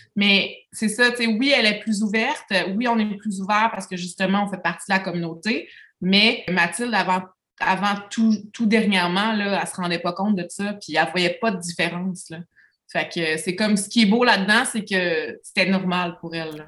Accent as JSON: {"language": "French", "town": "Lévis", "region": "Quebec", "country": "Canada", "lives_now": "Beauce, Canada", "said": "je viens de Lévis"}